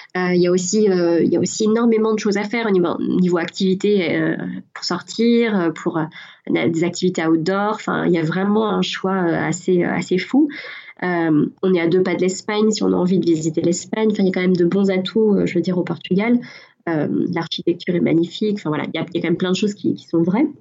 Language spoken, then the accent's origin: French; France; moved away as an adult; now in Ireland